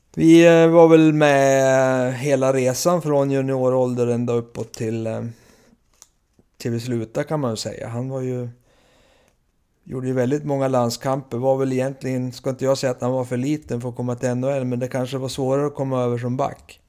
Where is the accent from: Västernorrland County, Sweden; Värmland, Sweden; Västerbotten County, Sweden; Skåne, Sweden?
Västernorrland County, Sweden; Timrå; jag växte upp i Timrå